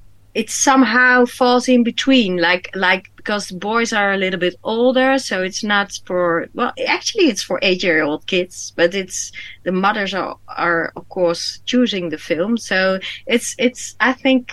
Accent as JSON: {"language": "English", "country": "Indonesia", "tie": "born there", "said": "It's based on the island where I was born in Indonesia. I'm half Chinese, half Dutch, by the way."}